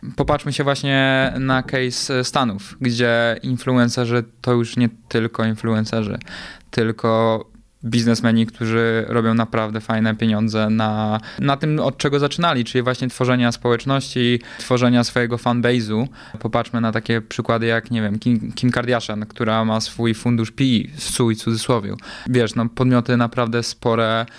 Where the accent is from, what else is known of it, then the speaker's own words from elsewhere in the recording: Poland; moved away; Ja z Polski raczej zawsze uciekałem